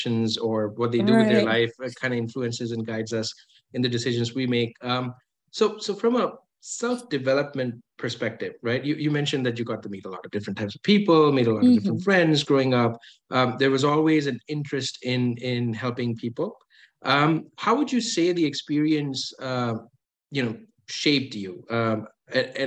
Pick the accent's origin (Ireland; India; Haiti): India; now in Buffalo, United States; growing up in India